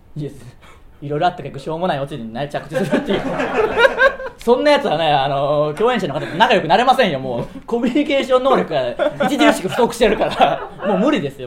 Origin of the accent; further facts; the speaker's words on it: Tsuyama, Okayama, Japan; 僕らの地元である岡山県、津山市